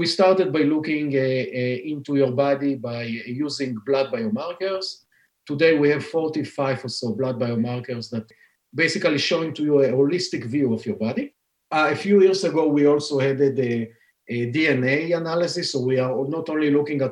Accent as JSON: {"language": "English", "country": "Israel", "tie": "born or raised there", "second_language": "English", "moved": "as an adult", "lives_now": "Boston, United States", "said": "You can hear from my accent that I'm not a Native American, born and raised in Israel"}